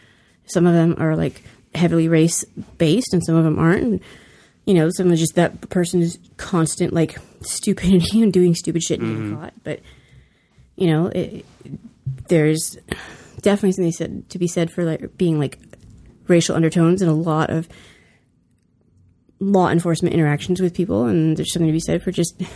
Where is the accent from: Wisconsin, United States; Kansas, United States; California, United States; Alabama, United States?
California, United States; I mean, I'm from California. We don't have a place where we can open up like this